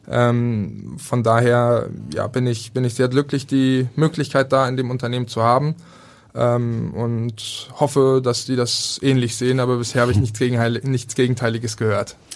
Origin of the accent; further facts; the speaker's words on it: Berlin, Germany; Also für mich halt als, als Berliner, ähm, es fällt einem schwer